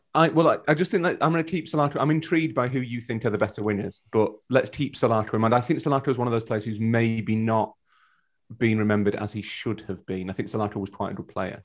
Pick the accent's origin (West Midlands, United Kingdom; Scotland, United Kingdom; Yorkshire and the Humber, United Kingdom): Yorkshire and the Humber, United Kingdom; We're both from Yorkshire